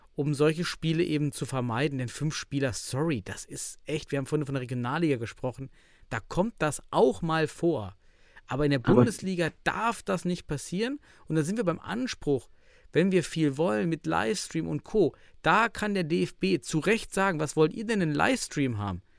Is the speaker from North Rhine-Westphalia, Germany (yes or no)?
no; Suhl, Thuringia, Germany; Aus meiner Heimatstadt Suhl